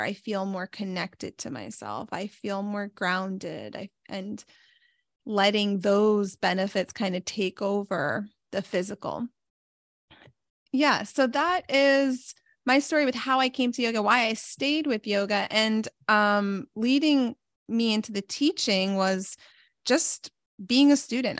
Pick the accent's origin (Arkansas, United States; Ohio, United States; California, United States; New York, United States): New York, United States; also born or lived in Pittsburgh; I'm from New York